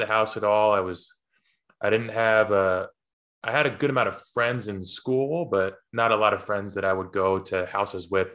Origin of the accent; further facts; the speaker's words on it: Poughkeepsie, New York, United States; growing up in Poughkeepsie